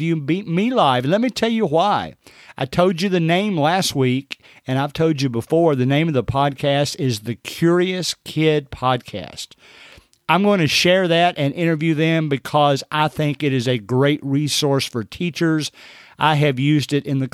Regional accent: Kentucky, United States; I'm from Kentucky.

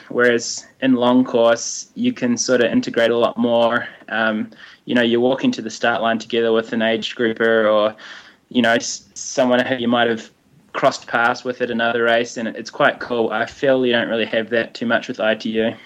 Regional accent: Hawke's Bay, New Zealand; also born or lived in Palmerston North; I grew up in Hawke's Bay, and I ran under Alan Potts um, with the Hastings Harriers

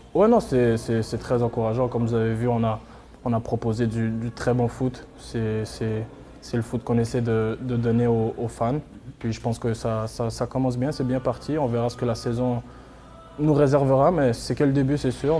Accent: Montreal, Quebec, Canada; je viens de Montréal

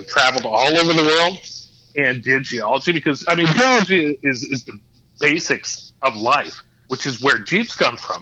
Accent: Alaska, United States; I was born and raised in Alaska

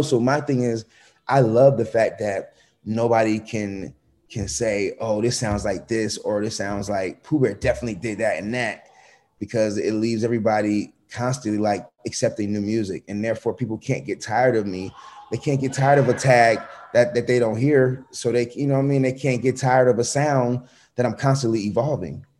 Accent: Atlanta, Georgia, United States; also born or lived in Connecticut; I grew up fast in Atlanta

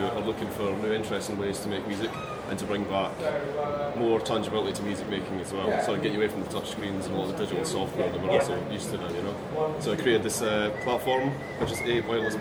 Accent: Dundee, Scotland, United Kingdom; I'm from Dundee in Scotland, the University of Dundee.

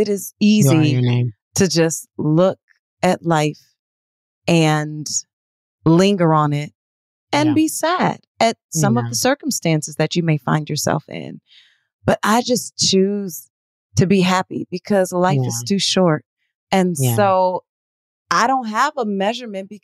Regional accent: Detroit, Michigan, United States; I am from Detroit.

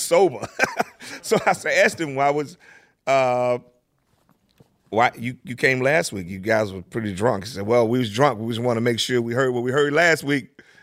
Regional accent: Tulsa, Oklahoma, United States; also born or lived in Langston, Oklahoma; Tulsa is where I grew up

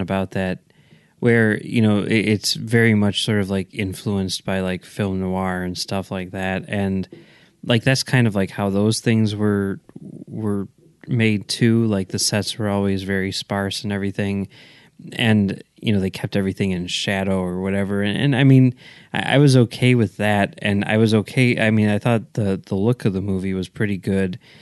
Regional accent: Oak Park, Illinois, United States; my hometown of Oak Park

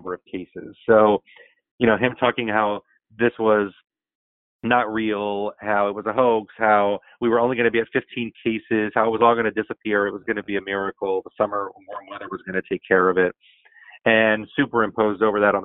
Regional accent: Florida, United States; It happens to be my home state

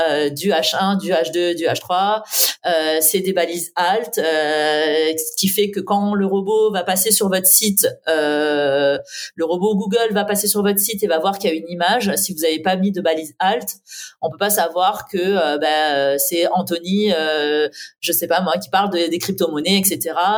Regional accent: south-east France, France; moved away; also born or lived in Paris; je viens du sud-est de la France

